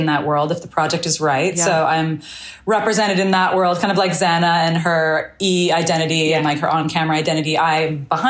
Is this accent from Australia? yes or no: yes; Melbourne, Victoria, Australia; born there; I was born in Melbourne in Australia.